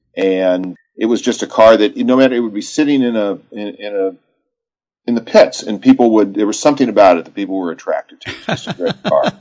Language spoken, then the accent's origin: English; Texas, United States; as a boy, I grew up in Texas